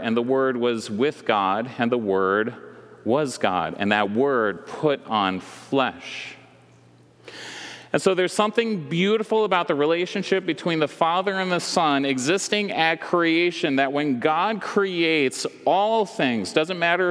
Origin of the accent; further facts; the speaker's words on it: West Michigan, United States; I grew up in West Michigan